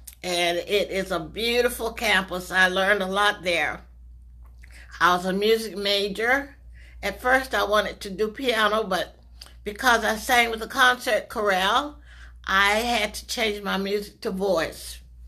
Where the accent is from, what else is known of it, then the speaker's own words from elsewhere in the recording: Hawthorne, United States; I was born in Hawthorne in 1938. Would you believe that? Before your parents and grandparents were born. I attended Shell from first through 12th grade and graduated in 1956.